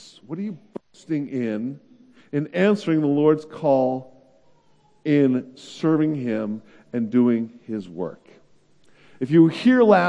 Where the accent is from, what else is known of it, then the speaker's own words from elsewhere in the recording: the Bay Area, California, United States; moved away; also born or lived in Illinois; I'm from California, from the Bay Area